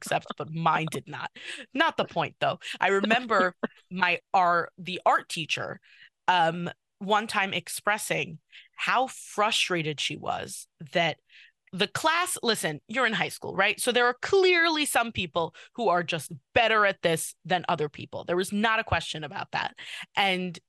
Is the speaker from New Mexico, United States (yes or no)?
no; New York City, New York, United States; I'm from Kew Garden Hills, but I went to Tag for high school